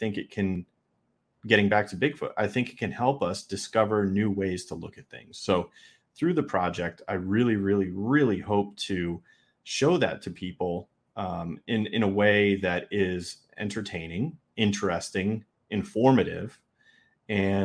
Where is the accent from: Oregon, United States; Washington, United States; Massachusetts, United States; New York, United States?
New York, United States; I'm from New York